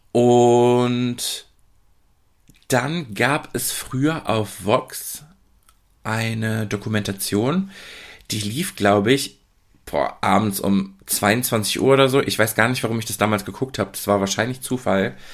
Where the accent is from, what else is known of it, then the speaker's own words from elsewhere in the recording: Oer-Erkenschwick, North Rhine-Westphalia, Germany; Also aufgewachsen bin ich ja in Ohrerkenschwick ähm, eine Kleinstadt, ich nenne es liebevoll Dorf